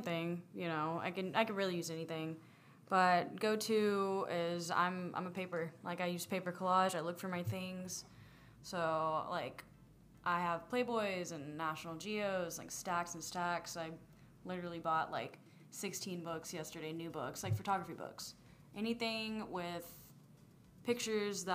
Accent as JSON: {"language": "English", "town": "Friendswood", "region": "Texas", "country": "United States", "also_born_or_lived": "Houston, Texas", "moved": "as an adult", "lives_now": "San Antonio, United States", "said": "I am originally from Houston. Well, like a little town called Friendswood"}